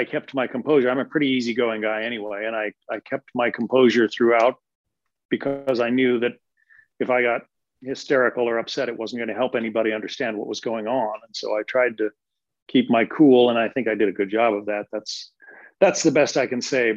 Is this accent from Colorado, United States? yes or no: yes; Denver, Colorado, United States; moved away; I'm originally from Denver. I'm kind of from the middle of the country